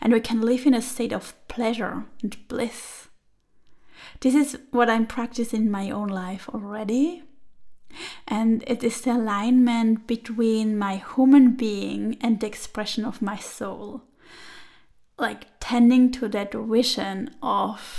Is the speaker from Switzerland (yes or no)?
yes; Switzerland; moved away as an adult; also born or lived in Turin, Italy; I was born and grew up there